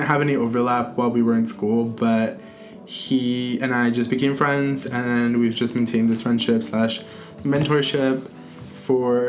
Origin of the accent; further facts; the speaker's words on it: Stockton, California, United States; moved away as an adult; now in Berkeley, United States; I come from Stockton, California, which is a small town in rural